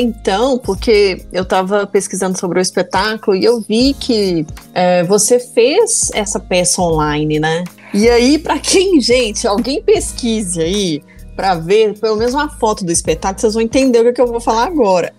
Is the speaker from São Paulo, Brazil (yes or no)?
no; Minas Gerais, Brazil; also born or lived in Greater Belo Horizonte; eu que sou mineira